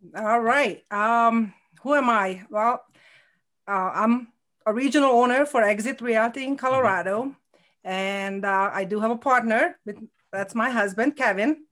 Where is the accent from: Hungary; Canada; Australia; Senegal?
Hungary; English is a second language; moved away as an adult; now in Connecticut, United States; I had a nursing degree in Hungary